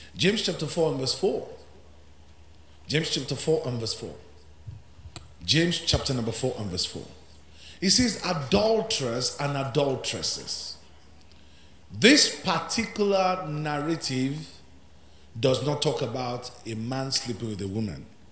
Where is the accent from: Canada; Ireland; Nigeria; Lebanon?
Nigeria; Ilorin, Kwara; I grew up among Muslims. I grew up in Ilorin